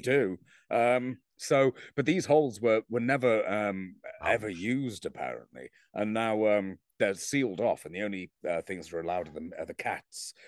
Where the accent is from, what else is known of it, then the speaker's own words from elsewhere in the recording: England, United Kingdom; I'm English